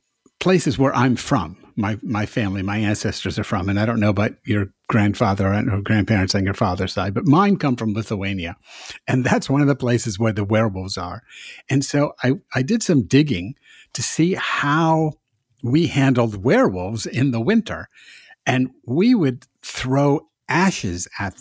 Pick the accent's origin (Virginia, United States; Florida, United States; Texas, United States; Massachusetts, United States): Massachusetts, United States; now in the South, United States; I'm from Massachusetts also